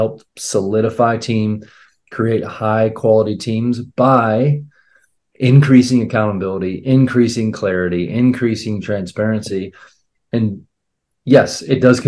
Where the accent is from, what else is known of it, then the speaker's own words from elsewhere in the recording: Akron, Ohio, United States; now in Columbus, United States; I'm in Columbus, Ohio. I'm from Akron, Ohio